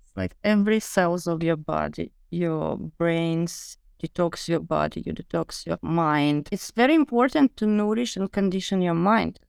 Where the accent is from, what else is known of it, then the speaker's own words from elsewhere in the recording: Ukraine; also born or lived in London; now in Miami, United States; I moved from London to Ukraine to my homeland